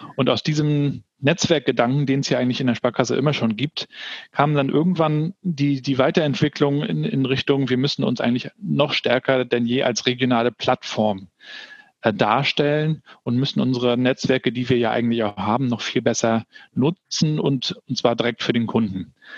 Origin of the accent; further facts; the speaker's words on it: Rostock, Mecklenburg-Vorpommern, Germany; also born or lived in Hamburg; bei uns in, in Warnemünde, wo ich aufgewachsen bin.